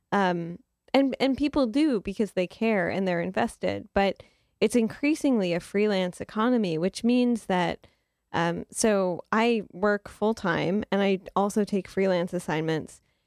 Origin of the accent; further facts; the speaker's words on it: Detroit, Michigan, United States; I grew up in Detroit, Michigan, and we went to the Detroit Institute of Arts all the time